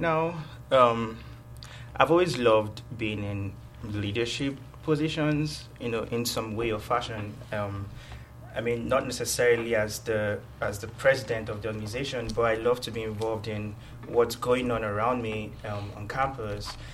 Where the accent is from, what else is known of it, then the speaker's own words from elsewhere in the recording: Nigeria; moved away as an adult; now in Georgia, United States; I was born and raised in Nigeria